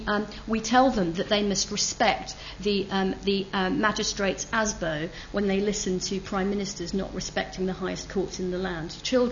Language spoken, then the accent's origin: English; United Kingdom; I don't have a problem with the idea that I am British.